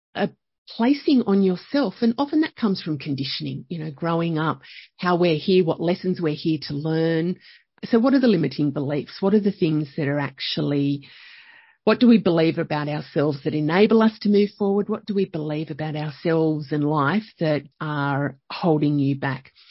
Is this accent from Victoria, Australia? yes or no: no; Young, New South Wales, Australia; also born or lived in Penrith; I grew up, I was born in Penrith. We moved to Young when I was, I think, about four, and grew up there